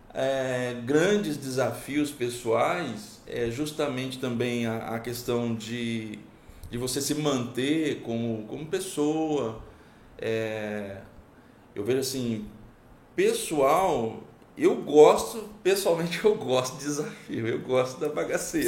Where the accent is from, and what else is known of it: Pimenta Bueno, Rondônia, Brazil; born or raised there; also born or lived in Paraná